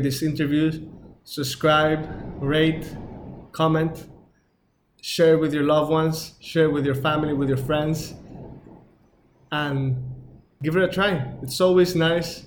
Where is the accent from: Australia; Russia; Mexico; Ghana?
Mexico; I'm from Mexico